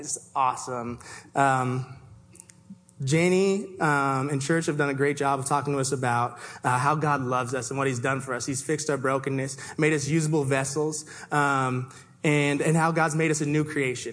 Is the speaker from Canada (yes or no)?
yes; Toronto, Ontario, Canada; now in Seattle, United States; I was born and raised in Toronto